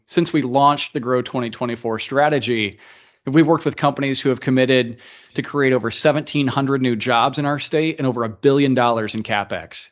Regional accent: Tipton County, Indiana, United States; I grew up in Indiana. I love this state. Grew up in Tipton County, so a rural Indiana guy.

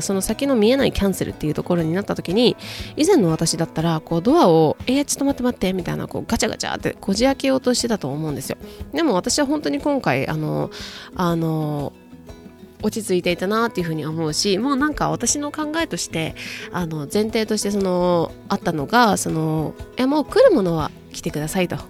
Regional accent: Japan; now in United States; アメリカで、えーと、日本人として、外国人として働く

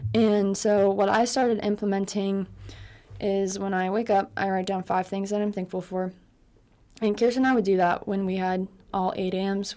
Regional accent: West Coast of Florida, United States; moved away as an adult; now in California, United States; I'm actually from the West Coast of Florida. and I've lived there for eighteen years, but I did live on the east coast of Florida for six years.

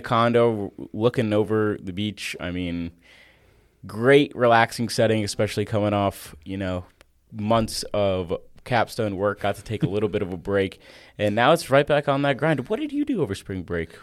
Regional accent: Florida, United States; now in Nashville, United States; I did go back to my home state of Florida for a week

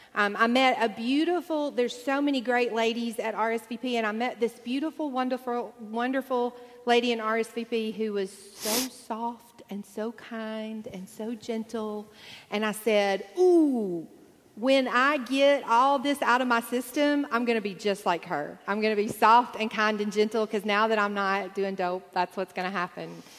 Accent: Deep South, United States; I grew up in the Deep South

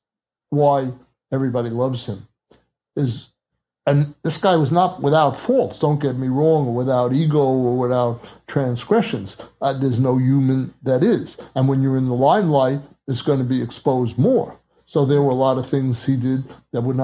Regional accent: New York, United States; I was from New York

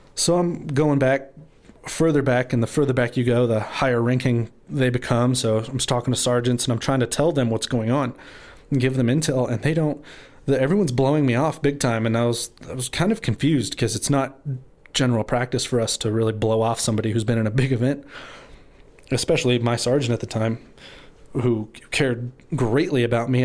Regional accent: Amarillo, Texas, United States; I was born and raised in Amarillo

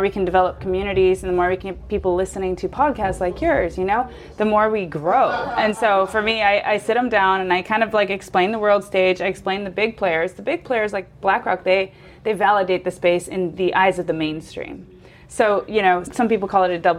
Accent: United States; moved away; I'm American

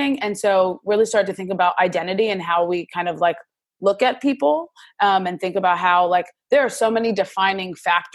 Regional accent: New York City, New York, United States; moved away as an adult; also born or lived in Massachusetts; now in Washington, D.C., United States; I grew up in Brooklyn, New York City, and then went to Massachusetts for school and now live in DC

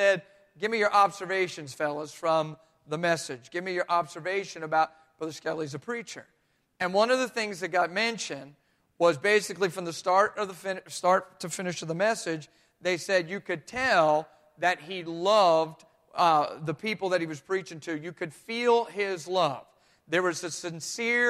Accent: New Jersey, United States; I'm from Jersey too

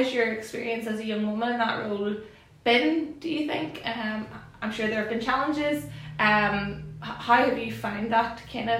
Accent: Belfast, Northern Ireland, United Kingdom; I'm from Belfast

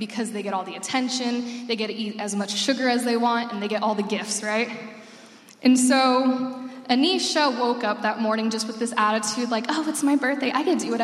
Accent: Arizona, United States; moved away as an adult; now in Illinois, United States; I'm from Arizona, and I lived there. I moved there when I was 6 years old, and I lived there until I was 18.

